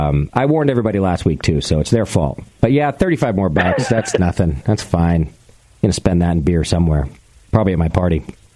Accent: Connecticut, United States; moved away; I'm originally from Connecticut

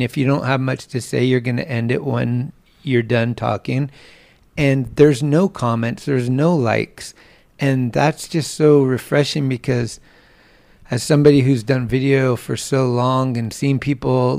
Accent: San Carlos, California, United States; also born or lived in Redwood City, California / San Francisco, California; I grew up in San Carlos and I went to school there, and then I went to high school in Redwood City

